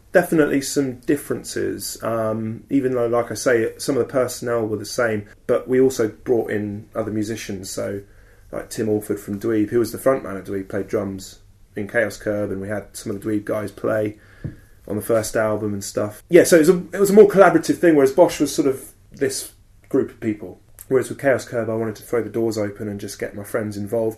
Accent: Southern England, United Kingdom; also born or lived in Bournemouth; Southern English men like me

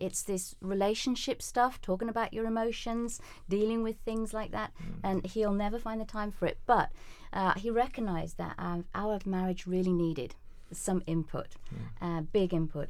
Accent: United Kingdom; we're British

